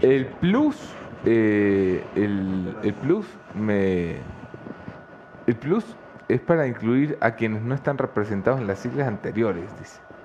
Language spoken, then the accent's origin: Spanish; Ecuador; los ecuatorianos nos sentimos muy nostálgicos como ecuatorianos por el mundo